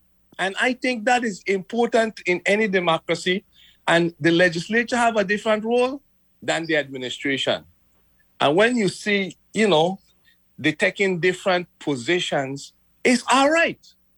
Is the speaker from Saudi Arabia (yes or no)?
no; Frederiksted, St. Croix, U.S. Virgin Islands; because I'm from Frederickstead.